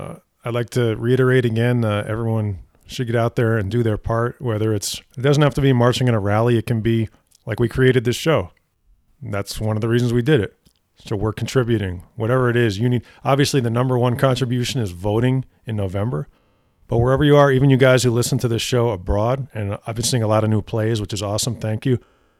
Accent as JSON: {"language": "English", "town": "Montreal", "region": "Quebec", "country": "Canada", "said": "I'm from Montreal, brother."}